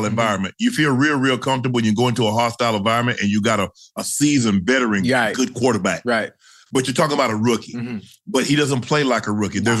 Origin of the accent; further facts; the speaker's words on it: the South, United States; I grew up in the South, right.